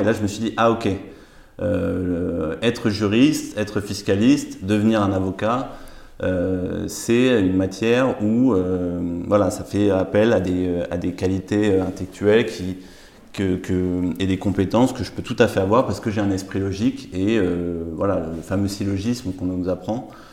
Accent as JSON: {"language": "French", "town": "Paris", "region": "Île-de-France", "country": "France", "tie": "born or raised there", "said": "j'ai grandi à Paris"}